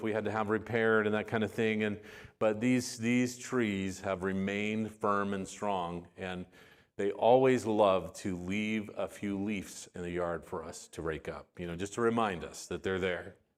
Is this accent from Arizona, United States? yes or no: yes; Arizona, United States; also born or lived in West Texas; we, uh, spent most of my life in Arizona. We moved there when I was, uh, right about two. And so most of my growing up and my graduation from high school and everything was in the state of Arizona